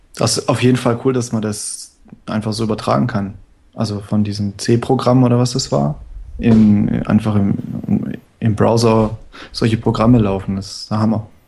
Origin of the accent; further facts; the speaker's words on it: Stuttgart, Baden-Württemberg, Germany; ich komme aus Stuttgart